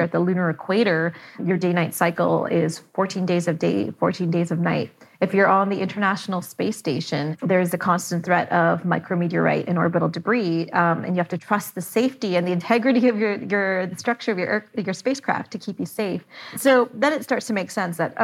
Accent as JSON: {"language": "English", "country": "Canada", "said": "I'm Canadian"}